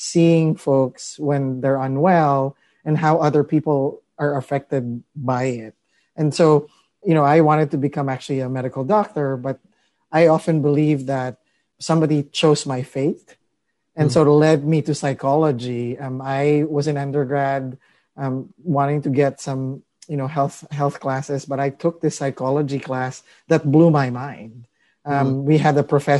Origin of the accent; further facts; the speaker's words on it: Philippines; now in Marin County, United States; I grew up in the Philippines. I'm an immigrant.